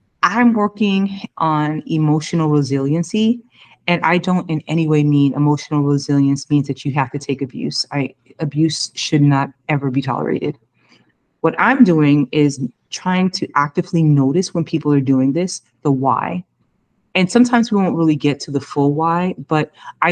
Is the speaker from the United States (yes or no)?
yes; United States; I came from America